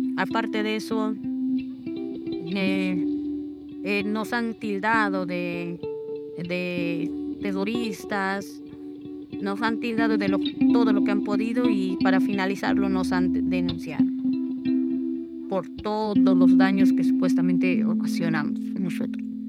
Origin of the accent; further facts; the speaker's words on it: Ayacucho, Peru; moved away as an adult; now in Ica, Peru; soy natural de Ayacucho